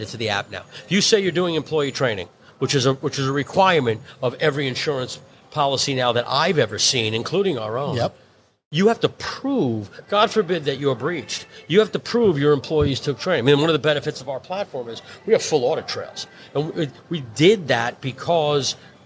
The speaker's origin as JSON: {"language": "English", "town": "New York City", "region": "New York", "country": "United States", "tie": "born or raised there", "said": "I'm born and bred in Brooklyn"}